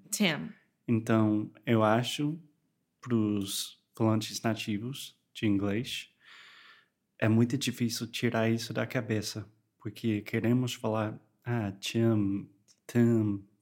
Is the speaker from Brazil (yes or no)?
no; United States; now in Porto, Portugal; Então, eu sou americano e também eu moro aqui em Porto com a Alexia